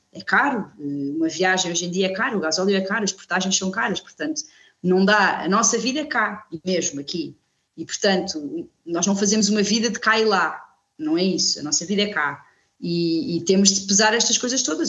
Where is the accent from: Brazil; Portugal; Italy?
Portugal; Coimbra, Centro; moved away as an adult; also born or lived in Lisbon; now in Viana do Alentejo, Portugal; cresci em Coimbra, andei sempre em escolas públicas